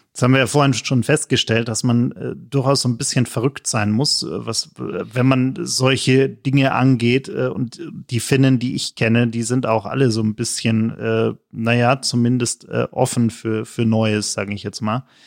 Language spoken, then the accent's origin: German; Germany; als Deutscher